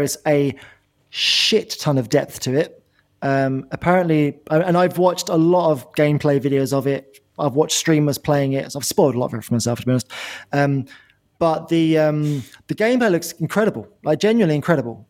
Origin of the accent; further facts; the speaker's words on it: England, United Kingdom; we're from England